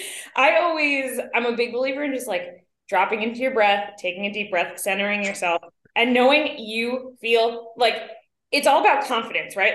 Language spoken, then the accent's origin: English; New York City, New York, United States; growing up as a New Yorker and New York adjacent